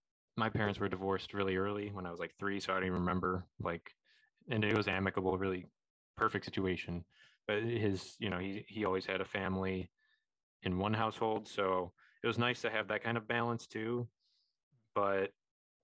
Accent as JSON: {"language": "English", "region": "Illinois", "country": "United States", "tie": "born or raised there", "said": "we didn't experience them in Illinois"}